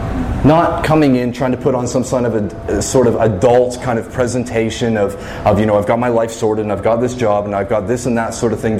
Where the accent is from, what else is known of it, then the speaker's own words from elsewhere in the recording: Fredericton, New Brunswick, Canada; as a kid growing up in Fredericton